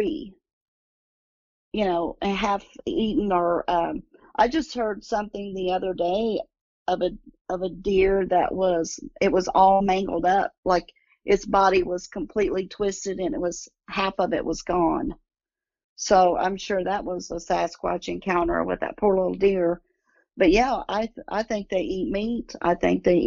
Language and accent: English; Pine Mountain, Kentucky, United States; now in Indianapolis, United States; my hometown in Kentucky. They were on Pine Mountain. And that's where I'm from